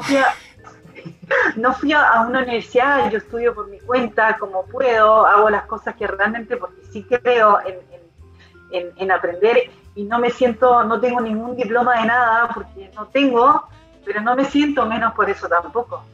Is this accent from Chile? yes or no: yes; Chile; como, chilena